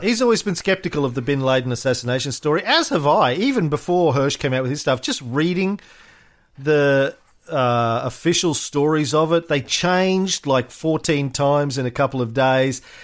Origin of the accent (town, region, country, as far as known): Australia